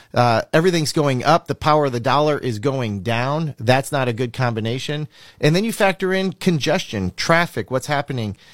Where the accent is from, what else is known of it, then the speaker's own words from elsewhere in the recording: Minnesota, United States; moved away as an adult; also born or lived in Fargo, North Dakota / Fortaleza, Brazil; now in Florida, United States; I'm originally from Minnesota, went to college in Fargo, North Dakota, but lived in Brazil. 2007, moved to the great state of Florida